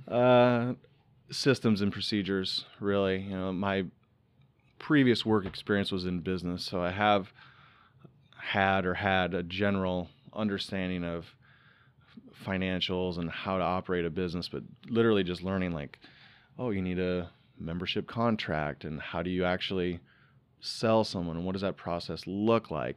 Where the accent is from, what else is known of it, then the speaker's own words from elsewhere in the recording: Iowa, United States; moved away; also born or lived in Florida; Growing up in Iowa